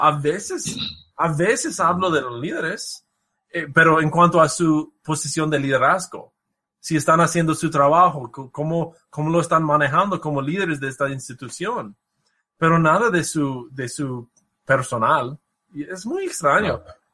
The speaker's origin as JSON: {"language": "Spanish", "country": "United States", "second_language": "Spanish", "said": "soy un gringo norteamericano"}